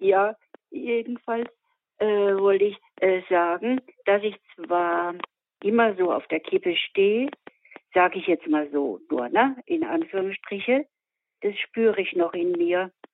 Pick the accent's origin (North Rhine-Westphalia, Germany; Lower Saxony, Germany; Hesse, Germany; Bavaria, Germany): Bavaria, Germany; Miltenberg area; Ich bin aus der Mildenberger Gegend